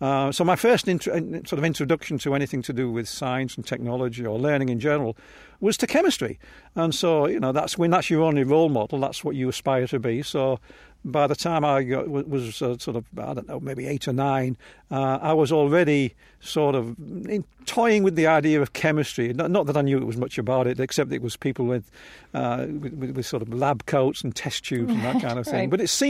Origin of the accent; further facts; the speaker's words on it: England, United Kingdom; No, I was growing up in England, and by definition, you are C of E.